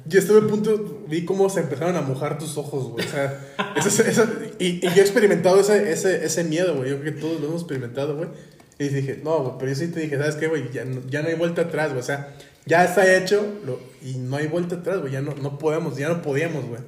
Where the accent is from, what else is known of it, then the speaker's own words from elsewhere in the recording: Guadalajara, Jalisco, Mexico; como buenos tapatíos